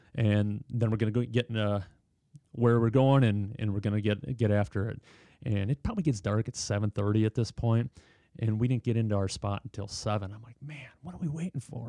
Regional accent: Watertown, Wisconsin, United States; I grew up in Watertown

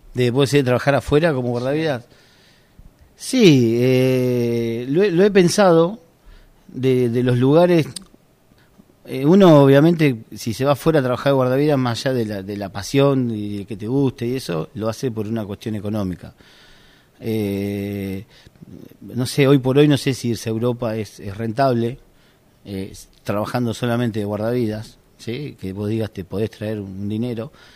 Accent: Argentina; yo soy guardavía de Argentina

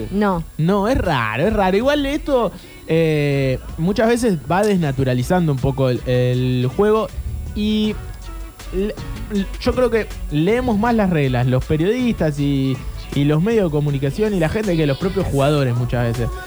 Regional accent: Argentina; Qué vulgares que somos los argentinos.

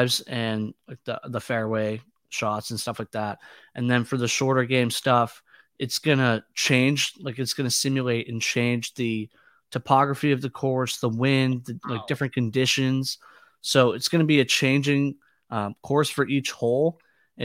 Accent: Boston, Massachusetts, United States; I'm from Boston

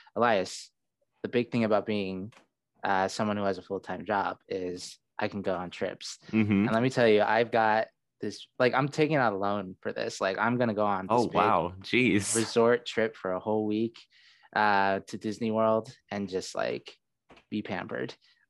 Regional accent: Saudi Arabia; also born or lived in Seattle, United States; now in United States; I was born in Seattle, But then I went to Saudi Arabia when I was like 4. And then for most of my life, I lived only in Saudi Arabia, moving from different city to city, changing schools.

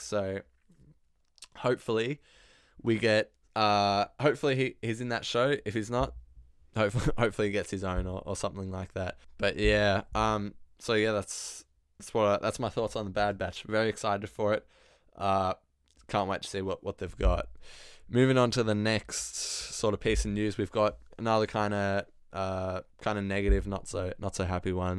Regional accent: Australia; I am Australian

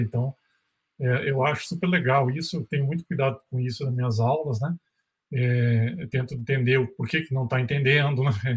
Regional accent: Rio Grande do Sul, Brazil; moved away as an adult; also born or lived in South Korea; now in Minas Gerais, Brazil; eu sou gaúcho, né, estudei fora da, daqui de Minas

